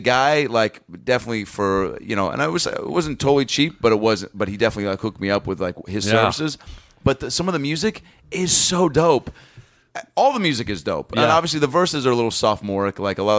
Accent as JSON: {"language": "English", "country": "United States", "said": "I'm from the States."}